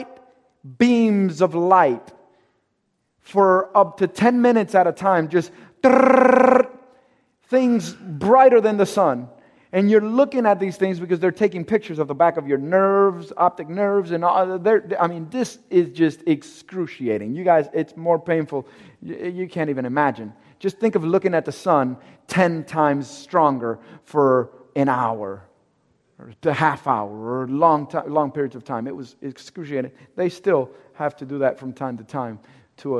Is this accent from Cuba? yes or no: yes; Cuba; I'm Cuban. I'm from Cuba.